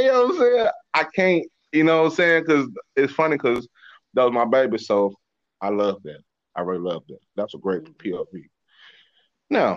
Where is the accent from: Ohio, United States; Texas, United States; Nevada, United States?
Texas, United States; Dallas; also born or lived in Oklahoma; growing up in South Dallas